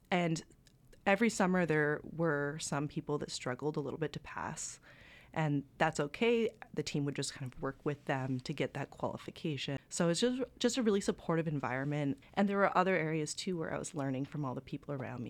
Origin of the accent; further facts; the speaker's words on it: Bancroft, Ontario, Canada; I had a lot of outdoor experience just by growing up in Bancroft, Ontario